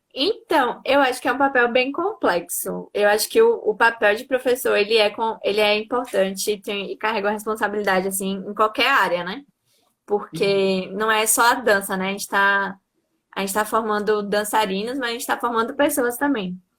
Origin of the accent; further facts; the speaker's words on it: Santo Antônio de Jesus, Bahia, Brazil; also born or lived in Salvador; Eu sou de Santo Antônio de Jesus, que é uma cidade do interior da Bahia, mas estava morando até pouco tempo atrás